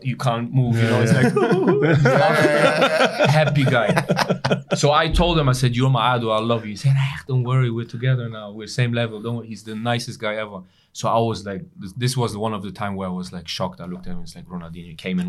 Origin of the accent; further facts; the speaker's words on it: England, United Kingdom; I come from England, you know